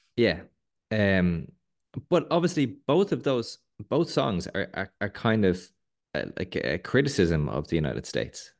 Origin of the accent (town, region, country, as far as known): Ireland